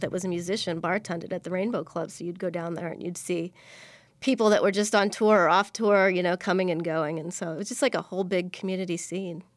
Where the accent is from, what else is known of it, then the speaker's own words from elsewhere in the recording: Springfield, Illinois, United States; moved away as an adult; also born or lived in Bloomington-Normal, Illinois / Chicago, Illinois / Seattle; now in Los Angeles, United States; originally I'm from Springfield, Illinois. I grew up there and I left at the age of seventeen to head off to college